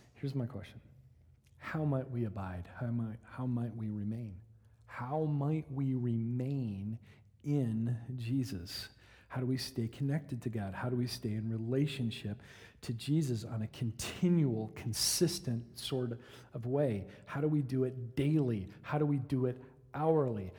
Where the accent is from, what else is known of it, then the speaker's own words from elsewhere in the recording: Michigan, United States; now in Oklahoma, United States; When I was a kid, uh, growing up in Michigan